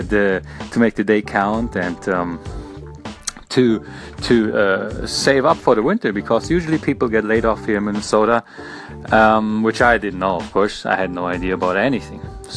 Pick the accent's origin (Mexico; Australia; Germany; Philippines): Germany; Berlin; now in United States; I came all the way from Berlin, Germany to the United States.